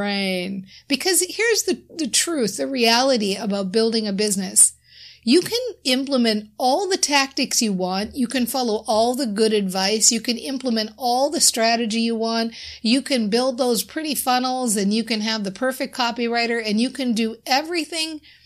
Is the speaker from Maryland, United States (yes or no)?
no; Minnesota, United States; I'm from Minnesota